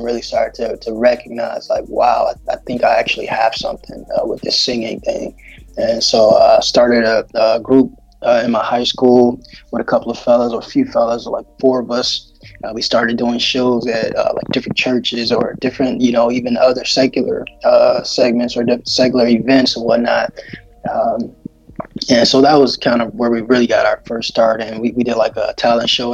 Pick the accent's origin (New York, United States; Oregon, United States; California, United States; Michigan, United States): Michigan, United States; Detroit; now in Texas, United States; I'm born and raised in Detroit, Michigan